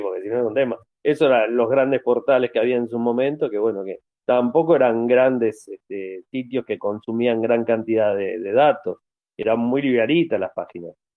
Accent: Argentina

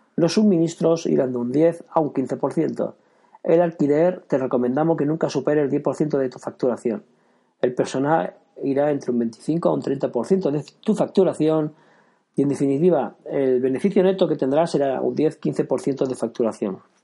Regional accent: Girona, Catalonia, Spain; soy de Gerona

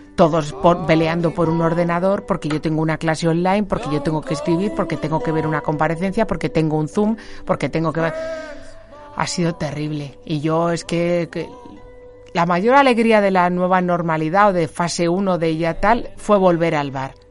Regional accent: Getafe, Community of Madrid, Spain; la patrona de mi pueblo, de Getafe

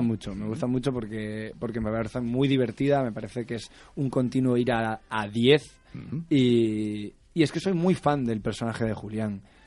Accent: Málaga, Andalusia, Spain; yo, soy de Málaga

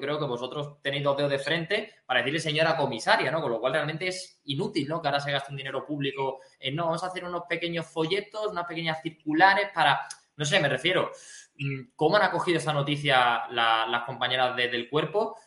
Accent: Spain; Yo me siento patriota, yo me siento español

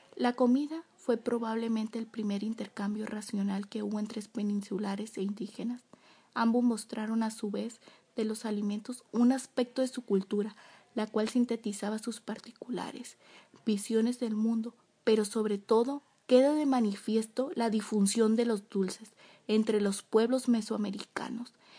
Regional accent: Mexico; nos representa a todos como mexicano

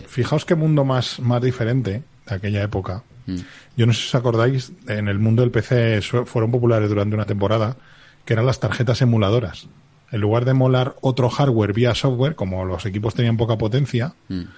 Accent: Spain; soy español, lo que teníamos en España en el año 77

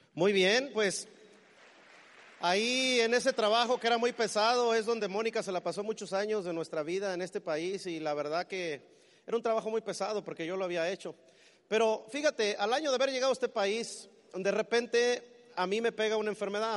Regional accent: Mexico City, Mexico; moved away as an adult; now in United States; Yo soy del Distrito Federal en México

